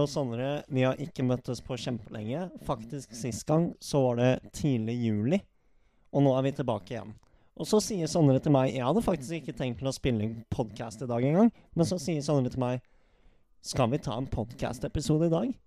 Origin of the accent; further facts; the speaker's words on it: Norway; vi er fra Norge